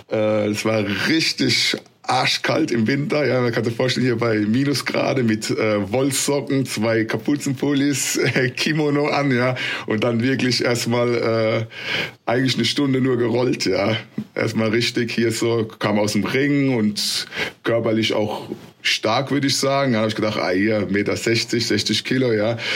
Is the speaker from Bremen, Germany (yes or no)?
no; Mannheim, Baden-Württemberg, Germany; also born or lived in Ludwigshafen; also eine Stadt weiter, weil ich komme ja aus Mannheim, Ludwigshafen.